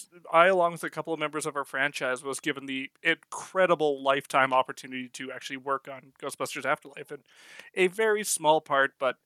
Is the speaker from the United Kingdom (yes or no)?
no; Edmonton, Alberta, Canada; now in Calgary, Canada; I'm from originally from Edmonton, Alberta. I live in Calgary, which is our two big cities.